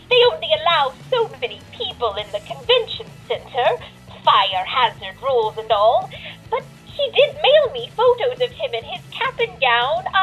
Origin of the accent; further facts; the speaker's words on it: New York City, New York, United States; now in Nevada, United States; not originally. I was born in New York City.